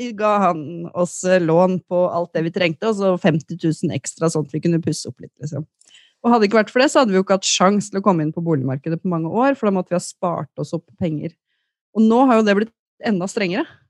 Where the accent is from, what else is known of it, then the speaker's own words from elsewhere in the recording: Løten, Innlandet, Norway; now in Oslo, Norway; jeg kom fra Løten